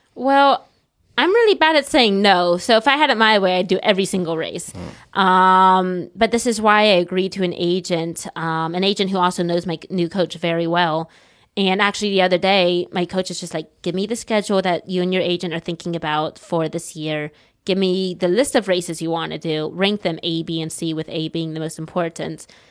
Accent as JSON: {"language": "English", "country": "United States", "moved": "yes", "lives_now": "China", "said": "I'm an American. I'm still a young American."}